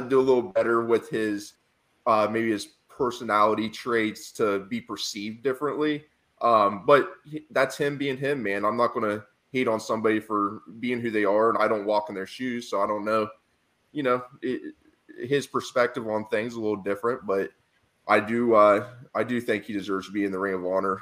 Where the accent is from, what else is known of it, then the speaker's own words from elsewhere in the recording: Central Ohio, United States; I'm from Central Ohio where there's Browns fans and Pittsburgh Steelers fans